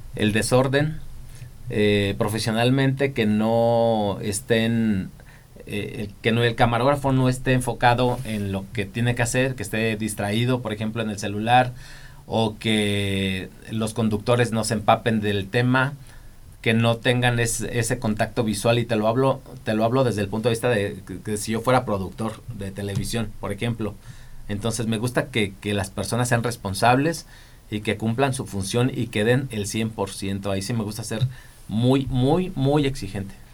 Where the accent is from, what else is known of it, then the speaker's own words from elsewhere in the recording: Zacapu, Michoacán, Mexico; moved away as an adult; also born or lived in Guadalajara; now in Morelia, Mexico; yo crecí en Zacapu, allá soy origin yo soy originario de allá